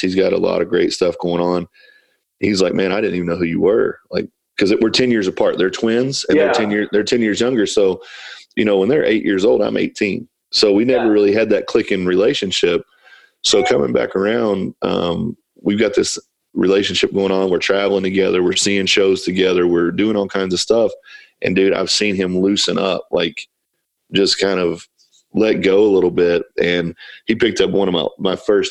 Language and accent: English; Kentucky, United States; moved away as an adult; also born or lived in Ohio / California / Paint Lick, Kentucky; I'm from Kentucky. I've lived in Ohio.